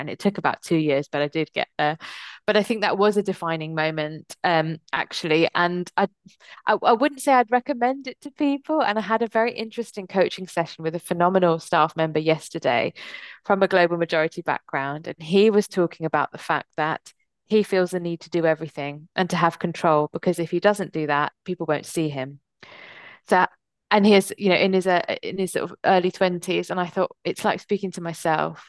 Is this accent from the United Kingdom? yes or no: yes; England, United Kingdom; born or raised there; also born or lived in United States